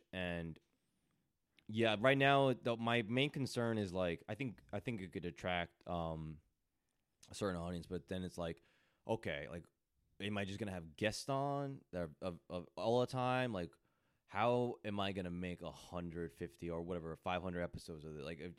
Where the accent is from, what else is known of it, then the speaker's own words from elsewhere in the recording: Edison, New Jersey, United States; I'm from Edison, New Jersey.